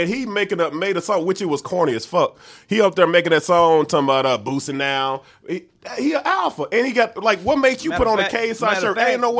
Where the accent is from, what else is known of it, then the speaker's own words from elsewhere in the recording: Memphis, Tennessee, United States; the Memphis. You know, that's my hometown, right?